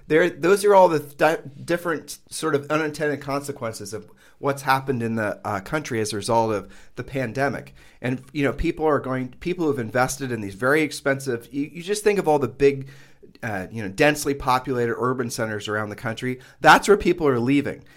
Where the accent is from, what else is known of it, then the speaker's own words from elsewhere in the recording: Midwest, United States; moved away as an adult; now in Caribbean island; growing up in the Midwest